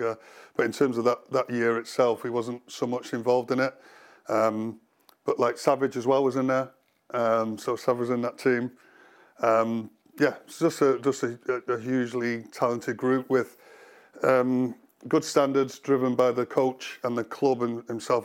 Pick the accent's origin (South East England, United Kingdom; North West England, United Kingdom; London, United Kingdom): North West England, United Kingdom; Cheshire; growing up in the Cheshire area